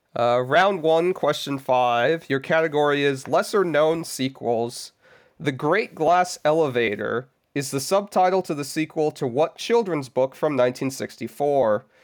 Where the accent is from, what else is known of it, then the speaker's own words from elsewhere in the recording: Southern California, United States; I come from SoCal